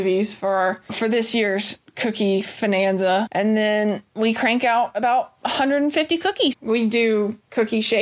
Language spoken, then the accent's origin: English; Chattanooga, Tennessee, United States; also born or lived in Murfreesboro, Tennessee; now in Nashville, United States; I grew up right outside of Chattanooga, became a Middle Tennessean by way of Murfreesboro, and finally made my way here to Music City